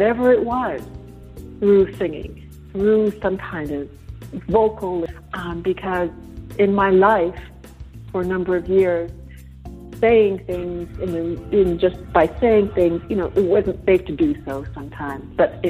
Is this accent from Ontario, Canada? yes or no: yes; Toronto, Ontario, Canada; moved away; I'm from Toronto originally